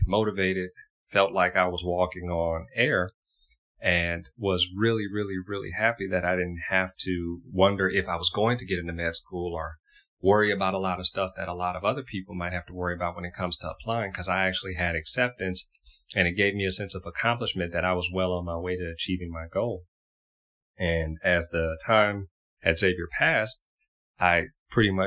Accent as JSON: {"language": "English", "town": "Houma", "region": "Louisiana", "country": "United States", "tie": "born or raised there", "said": "growing up in Houma, Louisiana"}